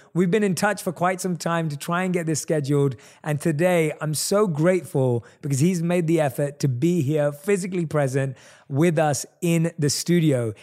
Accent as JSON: {"language": "English", "region": "London", "country": "United Kingdom", "tie": "born or raised there", "said": "one of few Indian people in my entire area that I grew up in in London."}